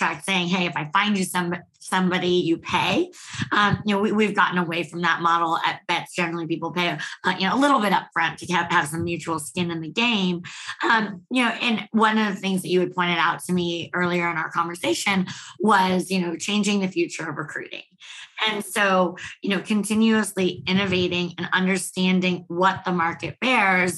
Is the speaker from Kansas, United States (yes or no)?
no; Bay Area, California, United States; moved away as an adult; also born or lived in San Francisco; now in Austin, United States; I'm from the Bay Area